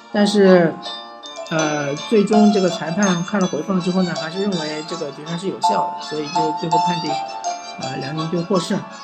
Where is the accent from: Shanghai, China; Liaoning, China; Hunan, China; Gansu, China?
Shanghai, China; 我作为一个老上海